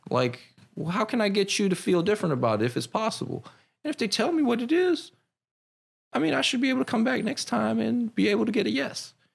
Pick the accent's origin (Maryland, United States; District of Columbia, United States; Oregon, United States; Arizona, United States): Maryland, United States; Silver Spring; I grew up in Maryland. So I'm from Silver Spring.